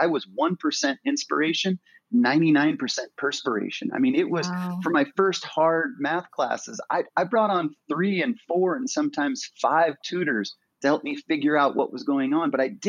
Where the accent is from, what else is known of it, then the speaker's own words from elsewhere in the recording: Incline Village, Nevada, United States; I grew up in Lake Tahoe on the North Shore in Incline Village.